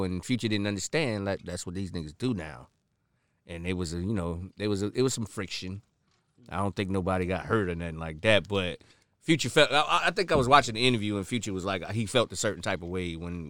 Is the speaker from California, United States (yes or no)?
no; Florida, United States; I'm from Florida.